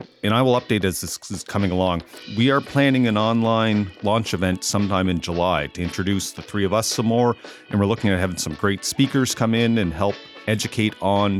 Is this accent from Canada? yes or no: yes; Amherst, Nova Scotia, Canada; moved away; my experiences growing up and moving back to Amherst, Nova Scotia.